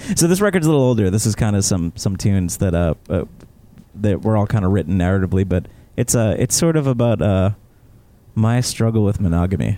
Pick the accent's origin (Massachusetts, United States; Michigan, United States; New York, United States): Massachusetts, United States; South Shore; growing up in the South Shore